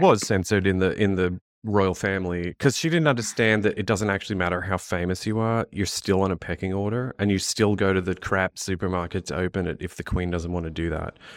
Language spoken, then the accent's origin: English; United States; we're American